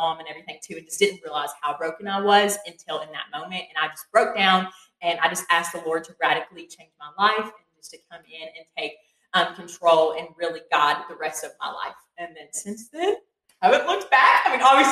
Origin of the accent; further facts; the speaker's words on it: Crab Orchard, Kentucky, United States; moved away as an adult; now in Morehead, United States; I'm from Lincoln County. It's about 2 hours away from here, specifically the town of Crab Orchard.